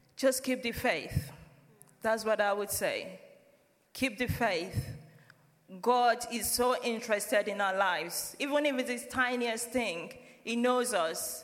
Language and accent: English; Nigeria; moved away as an adult; now in United Kingdom; we're from Nigeria. I've been in family church since I moved to the UK in 2009